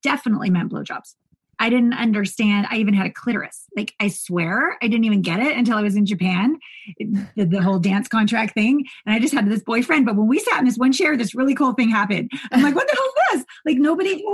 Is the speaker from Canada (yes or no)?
yes; Canada; growing up in Canada